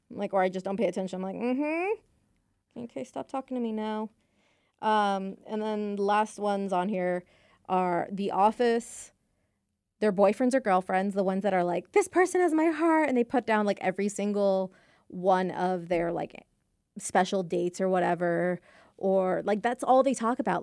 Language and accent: English; Texas, United States; also born or lived in United Kingdom; my Texas high school had a British club, and I'm actually Brit-, a British citizen